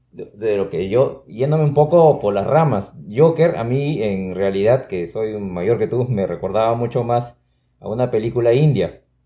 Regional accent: Peru; un peruano promedio

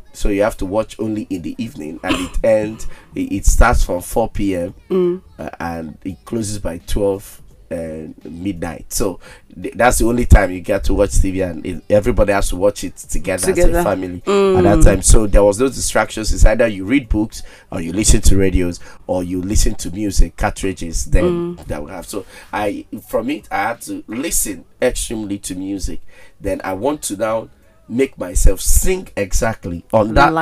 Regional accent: Enugu, Enugu State, Nigeria; One good thing about growing up in Enugu is that we have time.

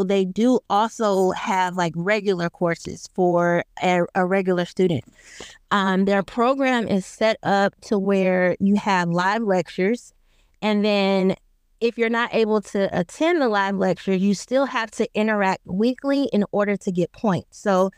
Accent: Lithonia, Georgia, United States; I grew up in Georgia, and I grew up in a small city called Lithonia. I am not from Atlanta, so I will not say that I am, but it's on the outskirts of the metro Atlanta area.

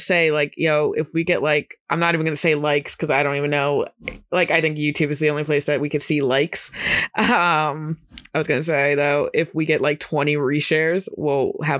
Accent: Montgomery, New York, United States; Shout out to Montgomery, New York. Not really my home, whatever, who cares. I went to school in Montgomery, New York.

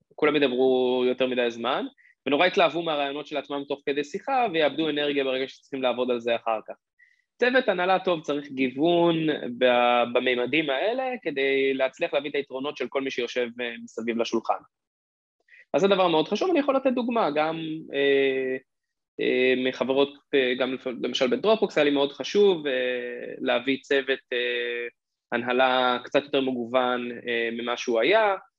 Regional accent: Israel; בתור ישראלי

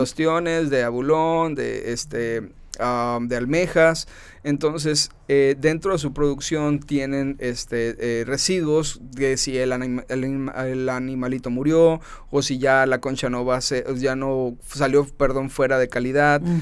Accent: Mexicali, Baja California, Mexico; Nací acá en Mexicali en el año 90, 1990

